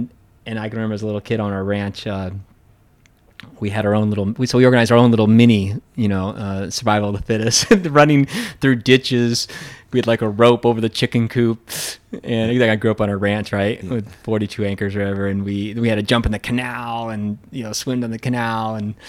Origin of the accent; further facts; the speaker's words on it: Pacific Northwest, United States; 'cause I grew up in the Cascade Mountains and, you know, Colorado was the Rockies.